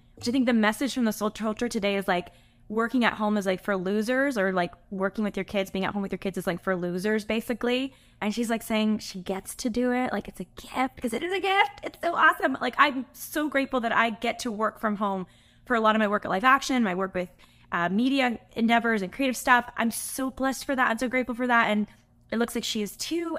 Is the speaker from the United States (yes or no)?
yes; California, United States; I'm from California